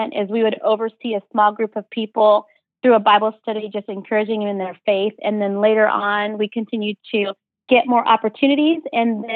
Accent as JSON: {"language": "English", "region": "California", "country": "United States", "moved": "yes", "said": "I'm from California"}